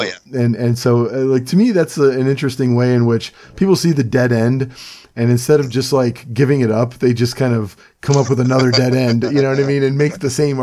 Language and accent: English; Cleveland, Ohio, United States; now in central Pennsylvania, United States; I'm from Cleveland